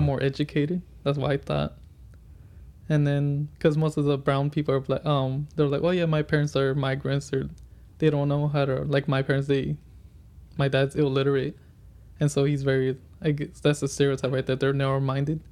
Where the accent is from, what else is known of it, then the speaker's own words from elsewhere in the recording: Fontana, California, United States; I grew up in Fontana most of my life